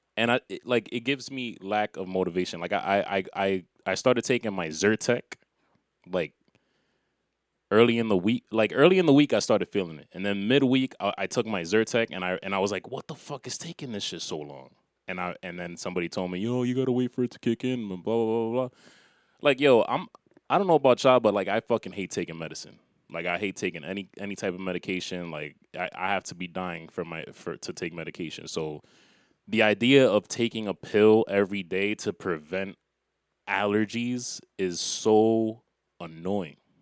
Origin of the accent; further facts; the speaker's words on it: New York, United States; I'm from New York.